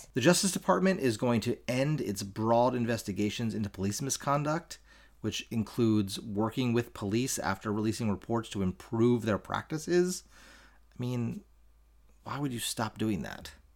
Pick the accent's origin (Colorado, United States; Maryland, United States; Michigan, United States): Maryland, United States; Baltimore; my home state of Maryland, uh, my home city of Baltimore